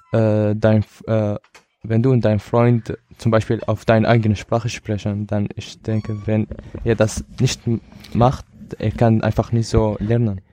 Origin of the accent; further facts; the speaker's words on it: Syria; German is a second language; now in Germany; ich komme aus Syrien